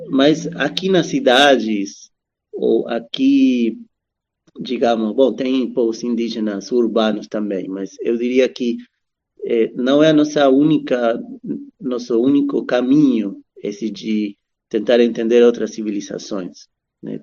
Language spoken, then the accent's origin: Portuguese; Argentina; also born or lived in Brazil; now in São Paulo, Brazil; eu nasci na Argentina, mas já um, faz um bom tempo que estou por aqui no Brasil